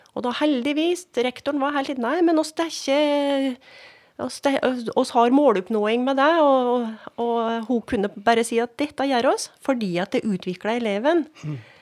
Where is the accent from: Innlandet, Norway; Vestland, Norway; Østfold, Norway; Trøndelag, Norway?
Innlandet, Norway; Skjåk; jeg sjøl er jo voksen opp på gard